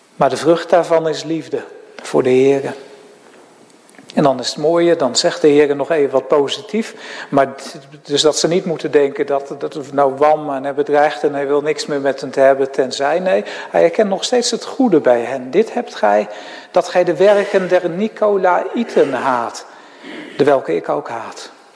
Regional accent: Netherlands; also born or lived in Graafstroom; als Nederlanders

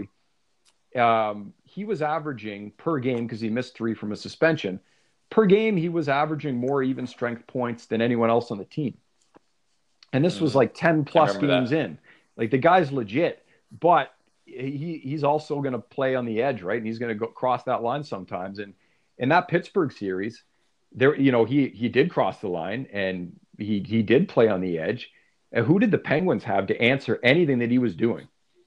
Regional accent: Ottawa, Ontario, Canada; growing up in Ottawa. And I grew up watching the Senators in Ottawa as a kid and in my teenage years, early 20s

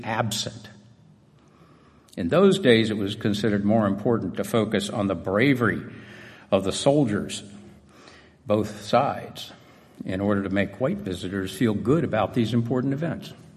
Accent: Atlanta, Georgia, United States; Growing up in Atlanta

